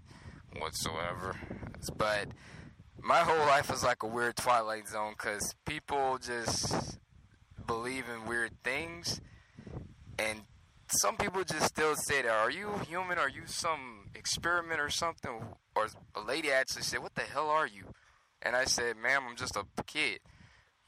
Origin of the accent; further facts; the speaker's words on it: Louisiana, United States; I'm from Louisiana